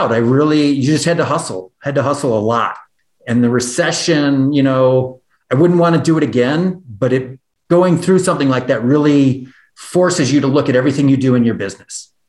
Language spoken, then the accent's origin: English; Janesville, Wisconsin, United States; moved away as an adult; also born or lived in Minnesota; now in Jackson, United States; I grew up in the Midwest. I grew up in Janesville, Wisconsin, and lived in the Midwest until January 1st, 2017 when I moved here.